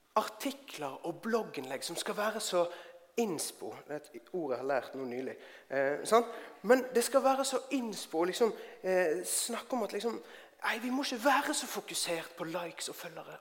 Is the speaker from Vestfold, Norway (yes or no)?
no; Bergen, Vestland, Norway; moved away as an adult; now in Oslo, Norway; Jeg kommer fra Bergen. Jeg har bodd i Oslo i over eh, tolv år.